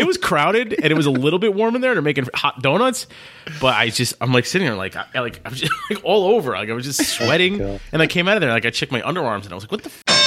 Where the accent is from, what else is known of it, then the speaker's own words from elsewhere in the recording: New Jersey, United States; We're from New Jersey, which is right close to Philly